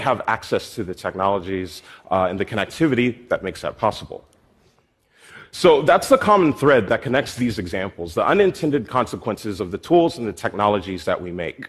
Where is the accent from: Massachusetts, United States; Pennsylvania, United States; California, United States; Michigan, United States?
Pennsylvania, United States; Philadelphia; my hometown in Philadelphia.